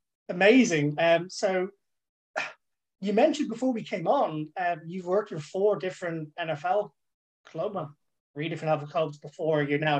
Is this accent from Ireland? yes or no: yes; Dublin, Leinster, Ireland; also born or lived in London; My mum and dad met in London, the UK. They moved me back to Dublin, but I grew up my entire life in Dublin.